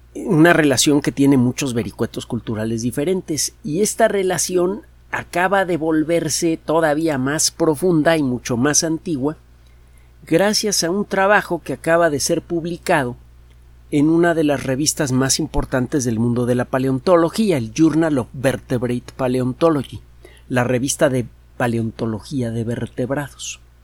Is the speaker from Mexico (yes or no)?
yes; Mexico; a uno como mexicano